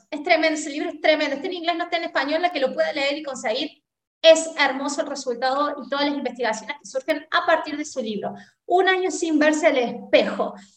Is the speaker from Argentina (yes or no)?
yes; Argentina; somos argentinas